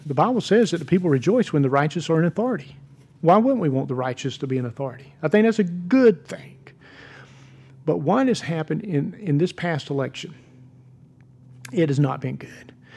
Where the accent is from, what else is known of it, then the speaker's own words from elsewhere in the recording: United States; I'm a Christian. I'm a pastor. and I'm an American